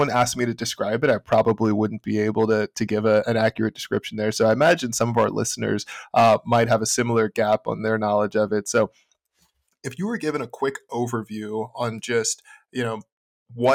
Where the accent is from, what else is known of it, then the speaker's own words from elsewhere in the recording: Houston, Texas, United States; I'm from Houston